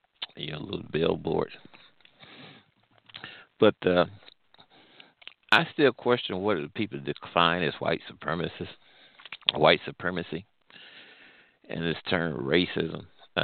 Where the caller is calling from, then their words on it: Midwest, United States; Well, I'm calling from the Midwest.